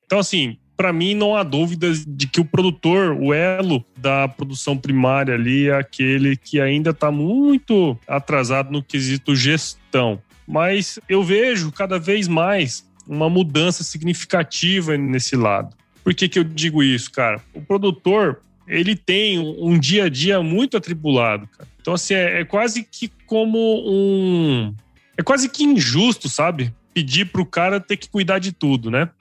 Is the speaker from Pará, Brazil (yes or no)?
no; Cuiabá, Mato Grosso, Brazil; also born or lived in São Paulo; eu sou aqui de Mato Grosso, né? Eu hoje estou em Cuiabá, minha família é aqui de Cuiabá